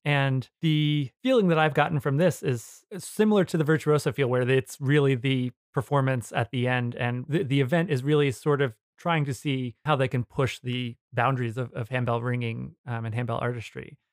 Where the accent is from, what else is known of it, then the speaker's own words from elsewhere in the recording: New Jersey, United States; I grew up in New Jersey in Area Two